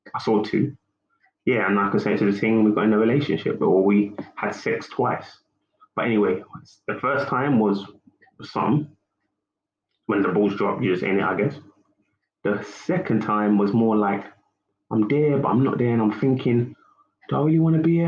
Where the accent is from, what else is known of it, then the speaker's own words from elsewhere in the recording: United Kingdom; I'm a Nigerian, UK born man through my mother